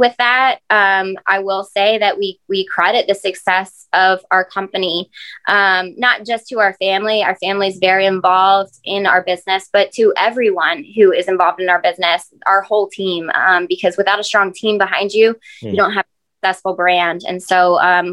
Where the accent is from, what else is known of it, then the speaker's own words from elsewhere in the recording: Greenwood, Delaware, United States; growing up, I grew up in Greenwood